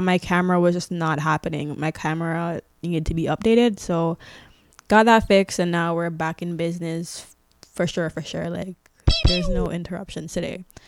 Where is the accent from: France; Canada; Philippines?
Canada; we're not American